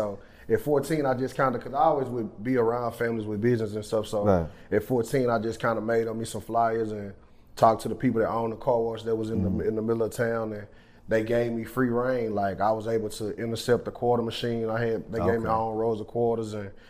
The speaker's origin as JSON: {"language": "English", "town": "Tenaha", "region": "Texas", "country": "United States", "tie": "born or raised there", "moved": "yes", "lives_now": "Dallas, United States", "said": "I'm originally from Tenaha, Texas."}